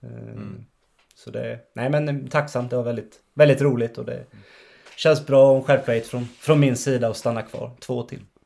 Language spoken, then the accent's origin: Swedish; Ekenässjön, Jönköping County, Sweden; also born or lived in Vetlanda; now in Västerås, Sweden; jag är ju från, från Ekenässjön en tio minuter utanför och har Skire som, som moderklubb också